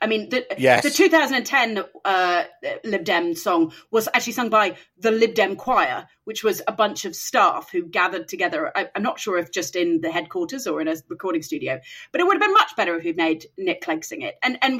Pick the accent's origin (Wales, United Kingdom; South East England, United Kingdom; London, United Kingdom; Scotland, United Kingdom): Wales, United Kingdom; Builth Wells; the big field in my hometown of Bilth Wells